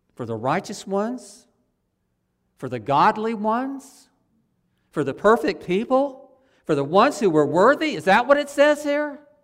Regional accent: Ocala, Florida, United States; I grew up in Ocala on one of the side streets, right by the, the run, street that runs right behind the Catholic Church in Ocala. I, I lived there until I was about nine years old.

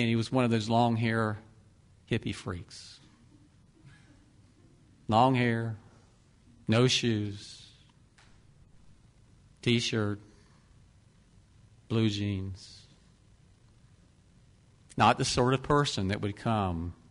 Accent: Deep South, United States; I grew up in the Deep South

